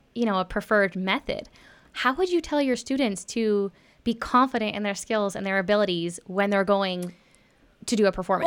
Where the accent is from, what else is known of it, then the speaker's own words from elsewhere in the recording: Texas, United States; I grew up in Texas